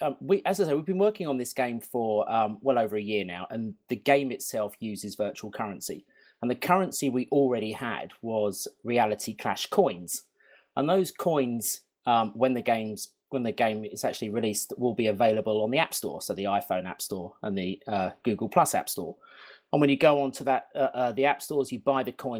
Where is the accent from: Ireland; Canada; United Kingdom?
United Kingdom; London; I'm from not very sunny London right now.